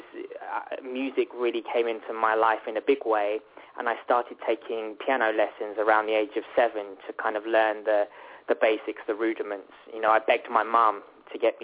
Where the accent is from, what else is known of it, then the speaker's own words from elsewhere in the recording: Worthing, South East England, United Kingdom; I grew up in United Kingdom in a town called Worthing, which is very much on the south coast